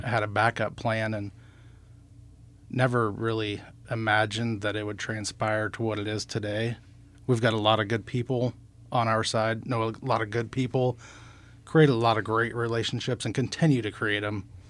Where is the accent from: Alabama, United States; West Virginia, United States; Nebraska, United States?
Nebraska, United States; Nehawka; we actually grew up outside of Nahaka